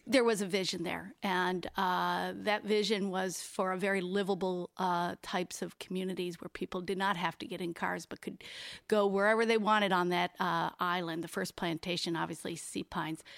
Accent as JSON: {"language": "English", "town": "Buffalo", "region": "New York", "country": "United States", "moved": "yes", "lives_now": "Bluffton, United States", "said": "I am from Buffalo."}